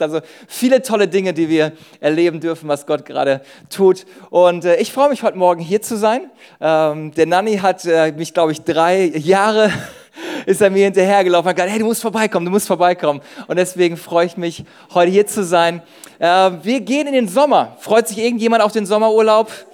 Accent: Düsseldorf, North Rhine-Westphalia, Germany; ich komme aus Düsseldorf

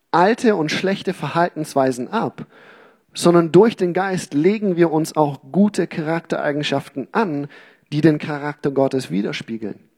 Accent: Uganda; Okay, wir hatten in unserem Garten in Uganda, wo ich aufgewachsen bin, wir hatten da viele Fruchtbäume, Obstbäume auch, ähm, Mangos, Avocados, Zitronen und was weiß ich.

